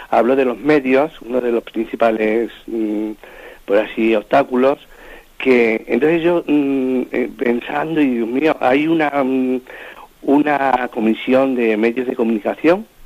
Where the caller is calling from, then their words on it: Madrid, Community of Madrid, Spain; Mire, soy … aquí de Madrid.